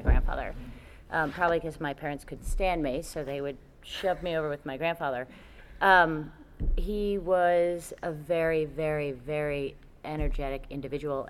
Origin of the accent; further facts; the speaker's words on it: New York, United States; also born or lived in Connecticut; when I was seven years old, we moved from Connecticut to New York